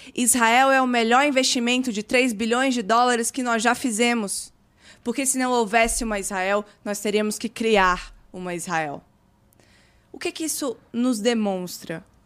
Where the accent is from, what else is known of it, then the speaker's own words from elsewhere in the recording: Brazil; Eu nasci aqui no Brasil